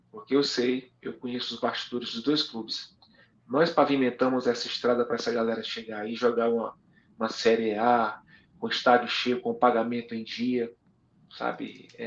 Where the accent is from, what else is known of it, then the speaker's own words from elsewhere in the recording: Ceará, Brazil; moved away as an adult; Hoje, eu, eu saí do Ceará muito novo pro Santos, eu fui vendido com 21 anos, né? E quando eu voltei para o Fortaleza, já consagrado.